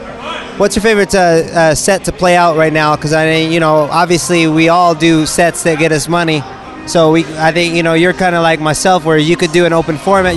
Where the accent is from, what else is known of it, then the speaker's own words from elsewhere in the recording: Evansville, Indiana, United States; now in California, United States; But I know Illinois because I'm from Indiana, Evansville, on the bottom.